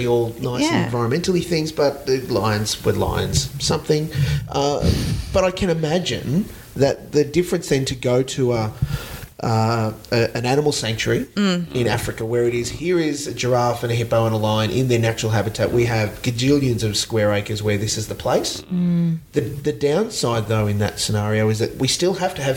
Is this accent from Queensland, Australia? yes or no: no; Dubbo, New South Wales, Australia; moved away; where I grew up in Dubbo. I was born in Dubbo, Midwestern New South Wales.